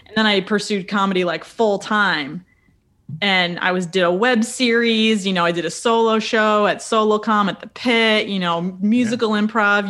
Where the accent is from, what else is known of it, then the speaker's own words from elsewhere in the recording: a little town south of Rochester, Western New York State, United States; moved away as an adult; also born or lived in Buffalo, New York; now in New York City, United States; I'm from Western New York State, uh, a little town uh, south of Rochester